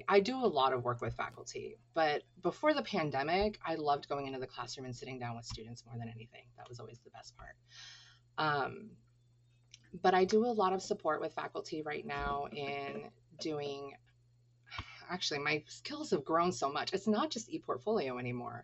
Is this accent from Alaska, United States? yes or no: yes; Clam Gulch, Alaska, United States; also born or lived in Anchorage, Alaska; growing up in Clam Gulch and then transitioning to Anchorage